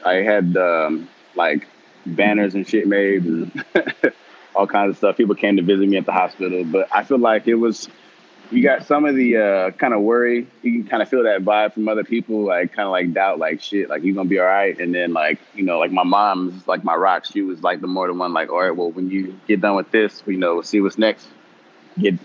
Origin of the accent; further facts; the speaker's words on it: Chino Hills, California, United States; also born or lived in Long Beach, California; I was born in Long Beach and then went to school out in Chino Hills